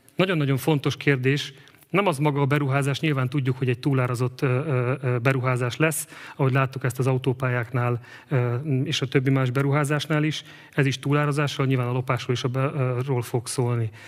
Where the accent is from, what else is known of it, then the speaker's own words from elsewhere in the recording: Eger, Heves, Hungary; Egerbe születtem. Itt élek most is családommal.